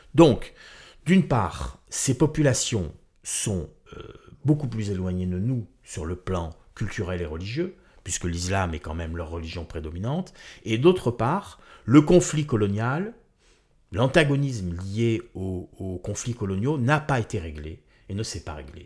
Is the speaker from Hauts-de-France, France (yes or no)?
no; Marseille, Provence-Alpes-Côte d'Azur, France; moved away; also born or lived in Corsica; je suis né à Marseille